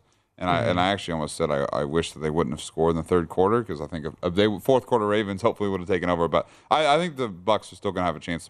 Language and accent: English; Kansas, United States; I am from Kansas, but I am not a Chiefs fan.